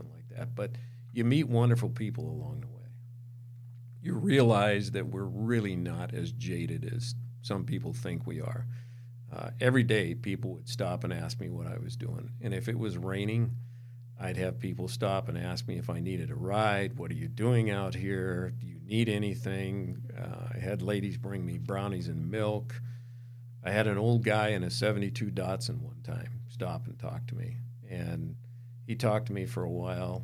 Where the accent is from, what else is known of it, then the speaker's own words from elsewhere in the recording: Montana, United States; moved away; I grew up in Montana